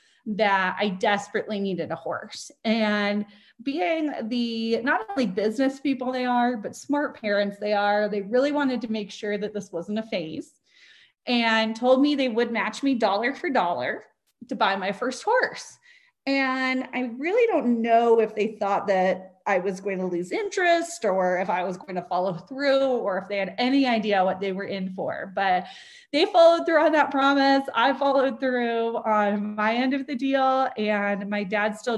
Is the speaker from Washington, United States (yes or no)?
yes; Spokane, Washington, United States; So born and raised in Spokane, Washington, and my whole family's still in the Spokane, Coeur d'Alene area.